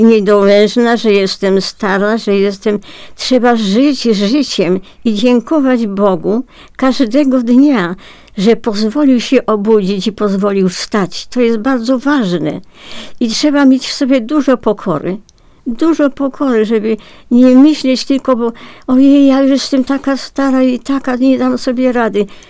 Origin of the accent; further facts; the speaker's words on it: Piotrków Trybunalski, Łódź Voivodeship, Poland; Rodowitą Piotrkowianką